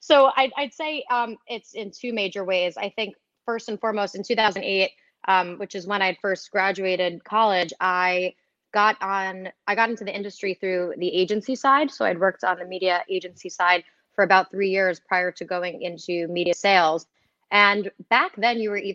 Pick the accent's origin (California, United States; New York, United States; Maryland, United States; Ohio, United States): New York, United States; I'm a New Yorker, so I've always been a Yankee